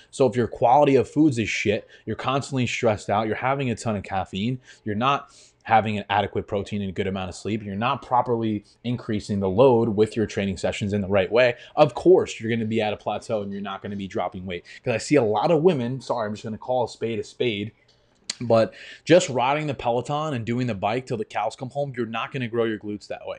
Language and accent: English; New York, United States; Grew up in New York, and it's cold half the year